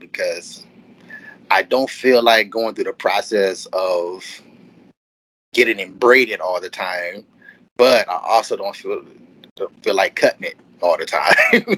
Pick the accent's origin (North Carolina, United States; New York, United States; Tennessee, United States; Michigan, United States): Michigan, United States; Detroit; now in Southfield, United States; I am from Detroit, Michigan. Born and raised, I now reside in Southfield, which is across the street from Detroit